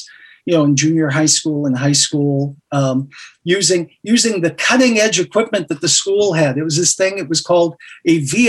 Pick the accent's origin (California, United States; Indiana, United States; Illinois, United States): California, United States; West Covina; also born or lived in La Puente; I grew up all over the place. I was a Marine Corps brat. I was born in La Puente, and I spent most of my high school years in West Covina, California.